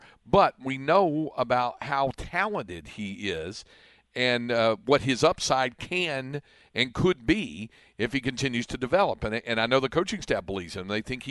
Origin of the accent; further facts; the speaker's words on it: Greensboro, North Carolina, United States; my hometown of Greensboro